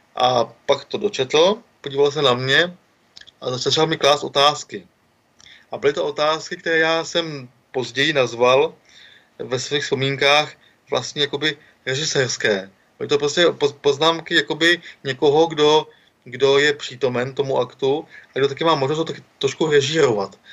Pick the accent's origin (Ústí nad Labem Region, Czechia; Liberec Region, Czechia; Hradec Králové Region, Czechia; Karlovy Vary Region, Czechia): Karlovy Vary Region, Czechia; Karlovy Vary; jsem z Karlových Horod